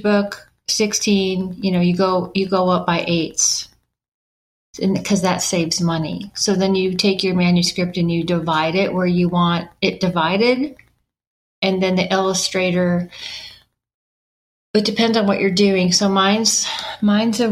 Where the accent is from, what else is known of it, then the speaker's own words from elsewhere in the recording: Knoxville, Tennessee, United States; illustrators that were in my hometown, Knoxville, Tennessee